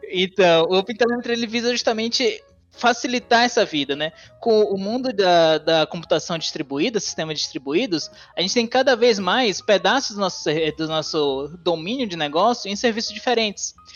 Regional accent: Salvador, Bahia, Brazil; moved away as an adult; now in São Carlos, Brazil; eu sou de Salvador, natural de Salvador

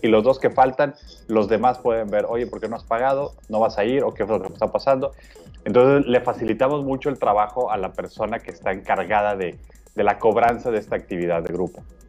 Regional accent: Mexico; nosotros como mexicanos y como latinoamericanos

